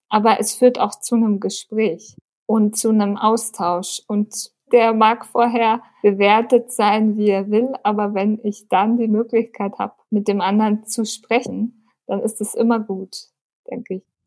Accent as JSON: {"language": "German", "town": "Munich", "region": "Bavaria", "country": "Germany", "tie": "born or raised there", "said": "Ich bin in München geboren, lebe seit zwei Jahren in meiner eigenen Wohnung"}